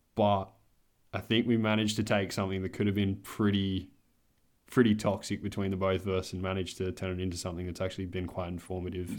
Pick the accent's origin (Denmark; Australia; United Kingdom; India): Australia; Adelaide, South Australia; I'm twenty-one. I'm from Adelaide